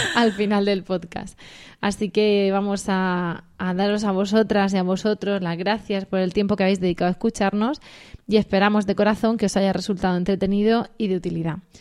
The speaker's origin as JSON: {"language": "Spanish", "region": "Region of Murcia", "country": "Spain"}